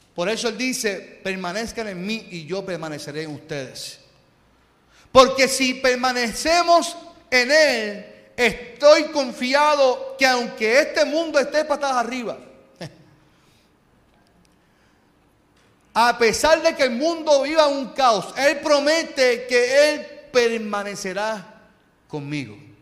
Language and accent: Spanish; Carolina, Puerto Rico; yo soy de Carolina